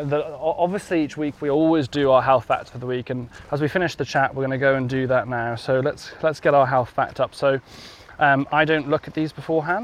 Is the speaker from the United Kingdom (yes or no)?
yes; Pembrokeshire, Wales, United Kingdom; I'm from Pembrokeshire.